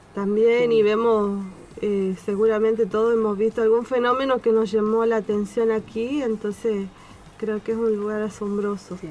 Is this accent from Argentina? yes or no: yes; Tucumán, Argentina; moved away as an adult; now in Esperanza Base, Antarctica; yo soy de Tucumán, vine acá con mi esposo